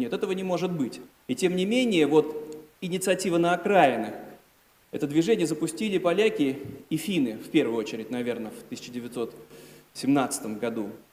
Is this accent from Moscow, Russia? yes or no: no; Saint Petersburg, Russia; я из Петербурга